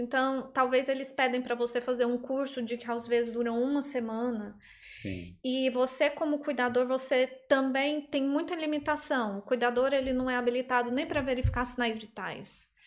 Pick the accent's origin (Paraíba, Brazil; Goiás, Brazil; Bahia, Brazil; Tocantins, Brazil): Goiás, Brazil; Goiânia; moved away as an adult; now in Ireland; Eu sou de Goiânia, Goiânia, Goiás